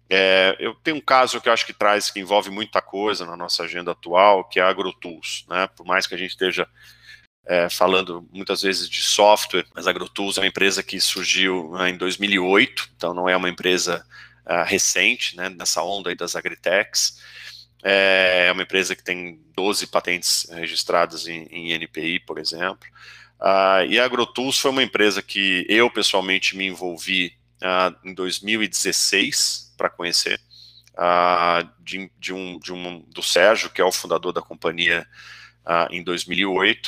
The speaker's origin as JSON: {"language": "Portuguese", "town": "São José dos Campos", "region": "São Paulo", "country": "Brazil", "tie": "born or raised there", "also_born_or_lived": "Santa Rita do Passa Quatro", "moved": "as an adult", "lives_now": "São Paulo, Brazil", "said": "eu sou de assim, Santa Rita do Passa Quatro, uma cidadezinha aqui no interior do, do Oeste Paulista, mas meus pais viajavam muito e a gente acabou mudando e eu me sinto um joseense de São José dos Campos mais do que qualquer coisa"}